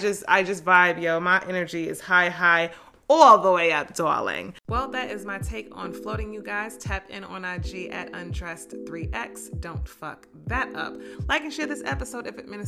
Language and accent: English; New Jersey, United States; I'm from Jersey